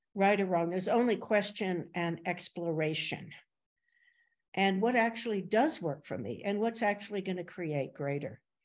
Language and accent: English; Princeton, New Jersey, United States; I grew up in Princeton, New Jersey